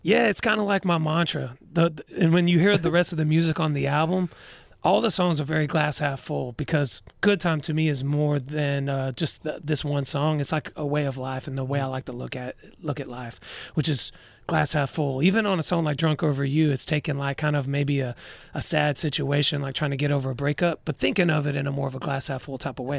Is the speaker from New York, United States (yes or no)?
no; Douglasville, Georgia, United States; I'm from Douglasville. It's about thirty, forty-five minutes west of Atlanta.